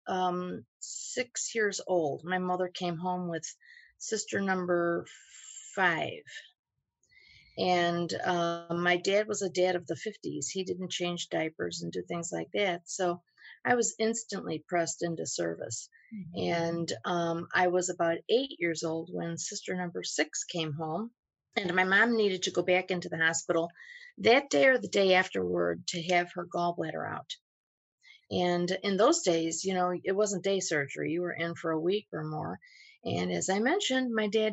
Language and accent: English; Cicero, Illinois, United States; we grew up in a suburb of Chicago called Cicero